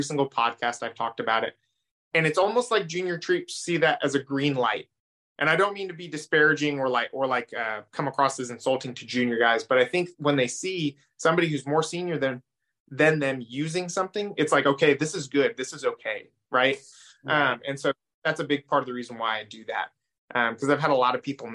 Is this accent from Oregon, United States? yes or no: yes; Oregon, United States; moved away; I grew up in Oregon.